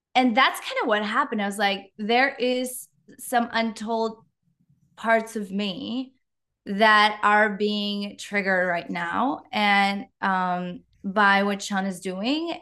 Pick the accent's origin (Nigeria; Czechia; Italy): Czechia; English is a second language; moved away as an adult; now in Canada; you might hear a little bit of an accent, just a slight one. I'm from the Czech Republic